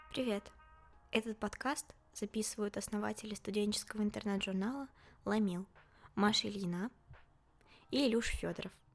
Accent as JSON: {"language": "Russian", "town": "Tolyatti", "region": "Samara Oblast", "country": "Russia", "tie": "born or raised there", "moved": "as an adult", "lives_now": "Saint Petersburg, Russia", "said": "в моем родном городе Тольятти, еще до поступления"}